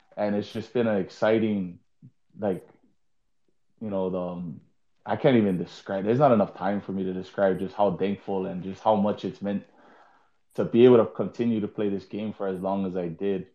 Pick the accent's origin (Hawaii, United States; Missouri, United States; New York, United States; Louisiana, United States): Hawaii, United States; moved away as an adult; also born or lived in Colorado; now in Japan; we're from Hawaii